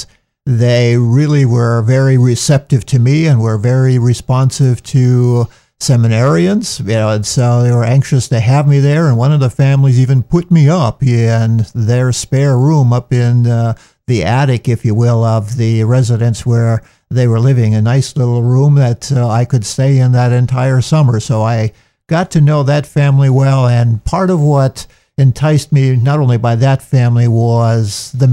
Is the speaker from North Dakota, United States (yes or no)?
yes; North Dakota, United States; moved away as an adult; also born or lived in Rome, Italy; now in New Jersey, United States; I'm a native of southern central North Dakota near Bismarck, where my family had a kind of a diversified farm